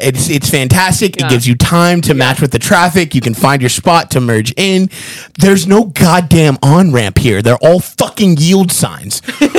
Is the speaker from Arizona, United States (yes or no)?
yes; Phoenix, Arizona, United States; Not a single. I'm from a major metropolitan city and I vote Democrat.